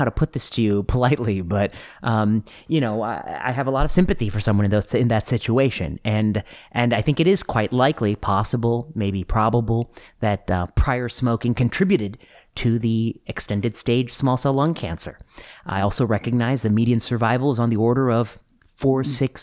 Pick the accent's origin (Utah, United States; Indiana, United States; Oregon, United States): Indiana, United States; moved away; also born or lived in Ohio / Pennsylvania / Michigan; my high school friends who live in Kentucky, who I grew up with in Indiana